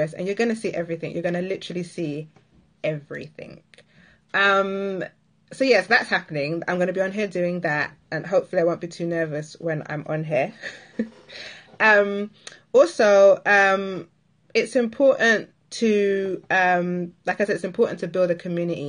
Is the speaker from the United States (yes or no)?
no; Barbados; if you're an island girl like myself, I'm from Barbados